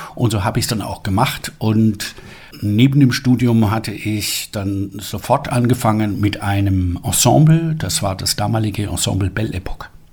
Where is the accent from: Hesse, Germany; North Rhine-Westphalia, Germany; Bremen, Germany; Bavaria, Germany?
Bavaria, Germany; Friedberg; also born or lived in Glendora, California, United States / Füssen / Israel; aufgewachsen bin ich in Füssen und in Friedberg. In Friedberg war meine Schulpflicht und Füssen war für mich Ferien